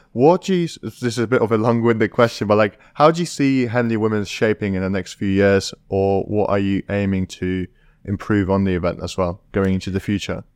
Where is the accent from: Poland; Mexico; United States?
Poland; moved away; I'm from a village in Poland.